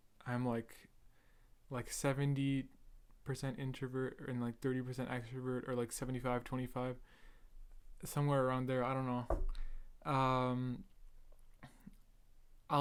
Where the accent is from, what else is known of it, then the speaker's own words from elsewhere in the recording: Edmonton, Alberta, Canada; I'm Canadian. I was born in Edmonton, Alberta